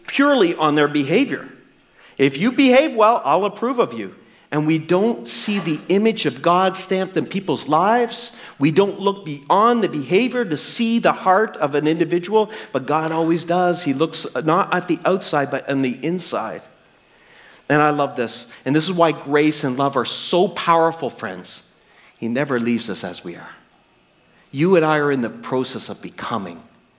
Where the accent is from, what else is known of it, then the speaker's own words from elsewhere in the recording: New Brunswick, Canada; I'm a kid from New Brunswick